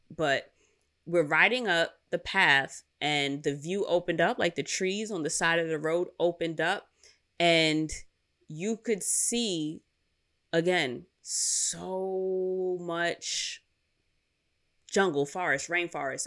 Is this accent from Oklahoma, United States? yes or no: no; New York City, New York, United States; I'm from Queens, and we ain't got no mountains here